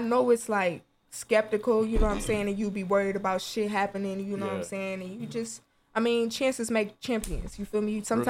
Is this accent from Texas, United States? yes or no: no; Ohio, United States; I'm from Ohio